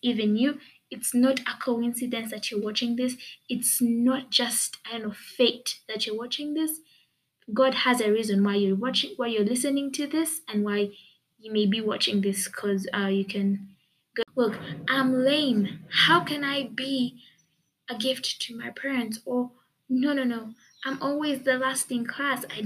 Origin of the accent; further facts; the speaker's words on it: Uganda; I live in Uganda. I was born in Uganda. I've been schooling in Uganda. I've lived in Uganda.